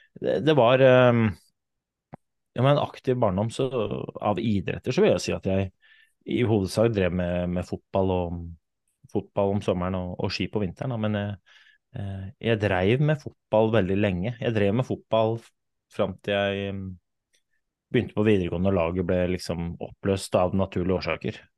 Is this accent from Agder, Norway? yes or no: no; Oslo, Norway; jeg kommer fra Oslo, kom fra Groruddalen. Vokste opp en liten sånn blokkverden i, i Oslo